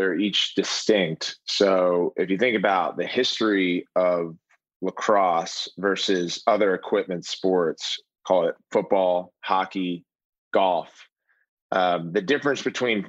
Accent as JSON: {"language": "English", "region": "Maryland", "country": "United States", "tie": "born or raised there", "said": "I grew up in Maryland"}